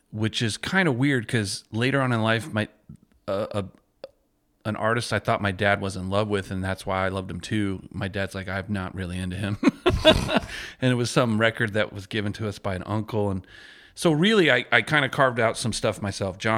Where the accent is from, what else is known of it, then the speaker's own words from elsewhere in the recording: Riverside, California, United States; born there; also born or lived in Tucson / Washington; Uh, I was born in Riverside. Lived in Tucson. We lived in Washington. We kind of moved around a lot.